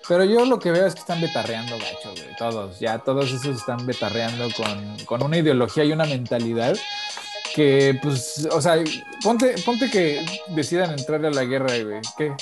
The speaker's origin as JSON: {"language": "Spanish", "country": "Mexico", "also_born_or_lived": "United States", "said": "soy mexicano, pero también soy gringo"}